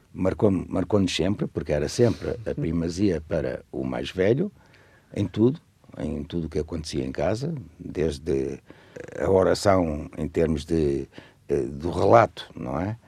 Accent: Lisbon, Portugal; moved away as an adult; also born or lived in Cuba, Alentejo / Guinea-Bissau / Zimbabwe; em Lisboa, onde, aliás, eu nasci, eu sou de Lisboa, estudei em Lisboa, casei em Lisboa.

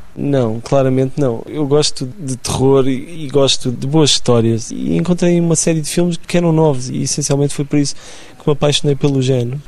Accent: Lisbon, Portugal; Eu cresci em Benfica

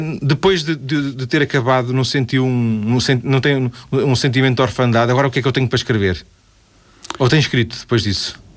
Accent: Vila do Conde, Norte, Portugal; Eu sou de Vila do Conde

